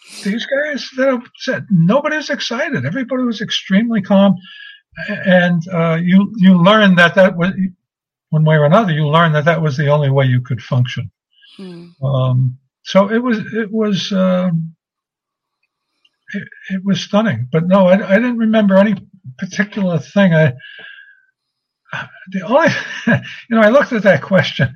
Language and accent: English; New York City, New York, United States; growing up in Brooklyn, I knew a lot of accents